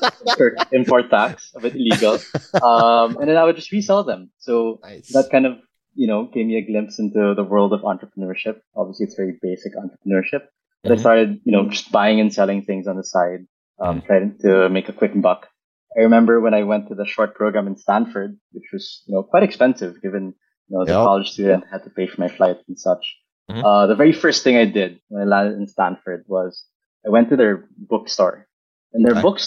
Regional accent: Philippines; fully born and raised in the Philippines, I went to undergraduate in UP Diliman

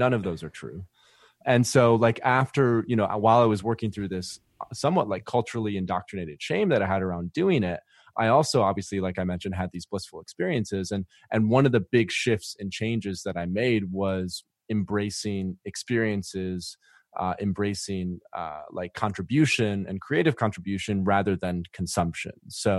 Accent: Michigan, United States; And basically, I'm originally from West Michigan.

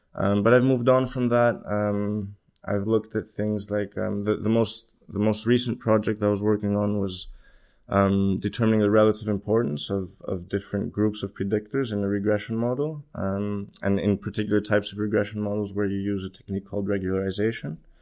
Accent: Greece; moved away as an adult; also born or lived in Copenhagen, Denmark / Los Angeles, United States; now in London, United Kingdom; I'm Greek. I was, uh, I was born in Copenhagen, but, um, my family moved to Greece when I was three. I grew up there.

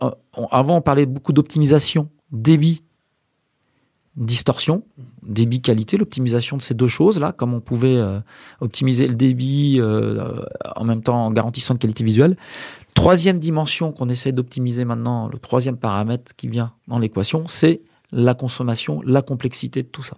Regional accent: Brest, Brittany, France; moved away; also born or lived in Angers / Cachan / Rennes / Nantes; Je suis né à Brest, à Brest même. Donc je suis breton euh, d'origine

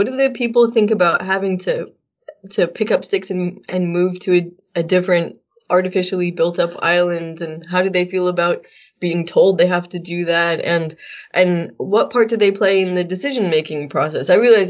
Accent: United States; I say this as an American citizen

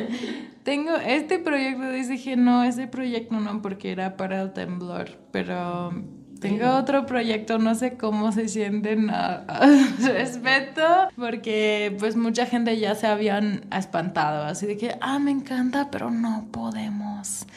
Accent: United States; Spanish is a second language; now in Mexico; yo soy gringa, yo vivo aquí

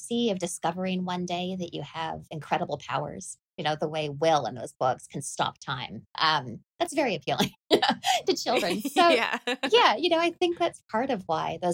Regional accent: Canada; I grew up in Canada.

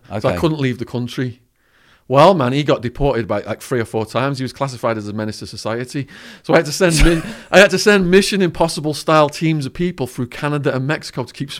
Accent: Widnes, North West England, United Kingdom; All right, so I grew up in Widnes, a chemical manufacturing town between Liverpool and Manchester.

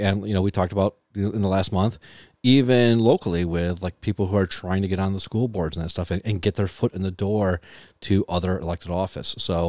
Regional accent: Buffalo, New York, United States; because I grew up in Buffalo and you know, we couldn't afford Sears

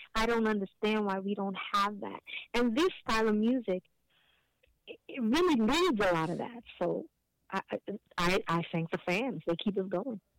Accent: New York City, New York, United States; born and raised in Hell's Kitchen

